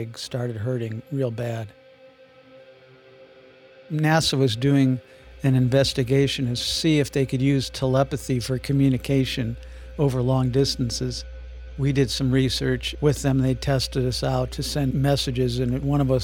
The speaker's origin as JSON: {"language": "English", "town": "Shaker Heights", "region": "Ohio", "country": "United States", "tie": "born or raised there", "also_born_or_lived": "Phoenix, Arizona", "moved": "as an adult", "lives_now": "Prescott, United States", "said": "I was born in Cleveland in 1948 in a suburb of Cleveland, Shaker Heights, and a very good school system. I was lucky to be there. And that was in the 50s and 60s"}